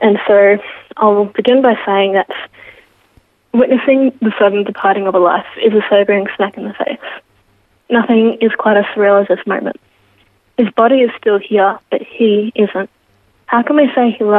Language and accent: English; Geelong, Victoria, Australia; Born and raised in Geelong.